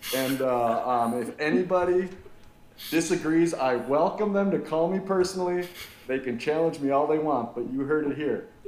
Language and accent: English; Milwaukee, Wisconsin, United States; also born or lived in Detroit; born and raised in Milwaukee, Wisconsin. I'm about as local as you can get.